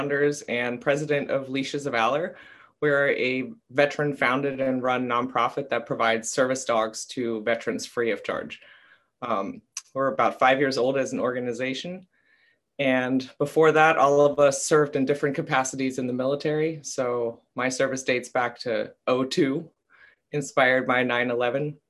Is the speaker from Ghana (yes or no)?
no; Germany; moved away as an adult; also born or lived in Tampa, Florida; now in United States; I was raised in Germany until I was 18 years old, came to the States